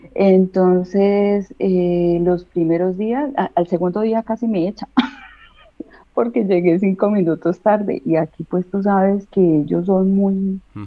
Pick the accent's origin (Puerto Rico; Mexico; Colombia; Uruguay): Colombia; moved away as an adult; now in Alicante, Spain; salí de Colombia, dejé a mi hijo